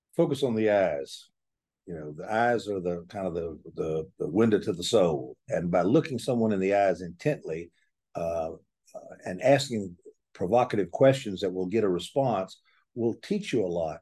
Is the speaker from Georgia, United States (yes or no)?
yes; Atlanta, Georgia, United States; I was born in Atlanta, and I will die in Atlanta